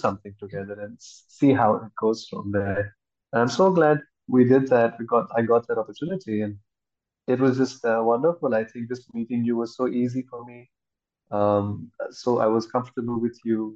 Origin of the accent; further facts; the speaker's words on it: Mussoorie, Uttarakhand, India; moved away as an adult; also born or lived in Delhi / United States / Goa; I was raised in Mussoorie, a small town in Mussoorie, in the mountains.